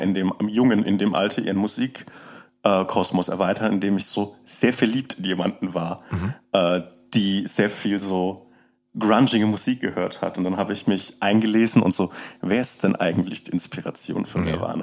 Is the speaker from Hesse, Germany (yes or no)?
no; Upper Franconia, Bavaria, Germany; also born or lived in Erlangen; ich komme ich komm aus Oberfranken, aus dem ländlichen okay. Raum